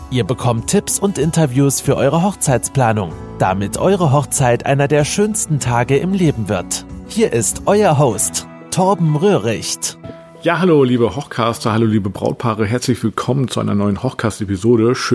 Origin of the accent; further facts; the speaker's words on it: Bremen area, Germany; Also ich kenne Bremen. Ich, ich meine, ich komme ja auch aus der Nähe von Bremen, aber Lilienthal habe ich tatsächlich noch nie gehört.